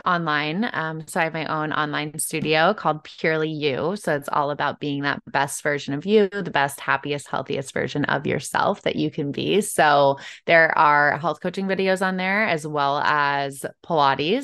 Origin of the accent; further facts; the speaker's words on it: Chicago, Illinois, United States; I'm from Chicago originally